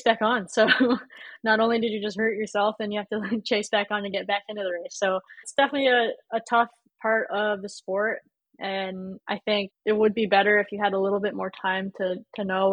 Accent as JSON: {"language": "English", "region": "California", "country": "United States", "tie": "born or raised there", "said": "growing up in California"}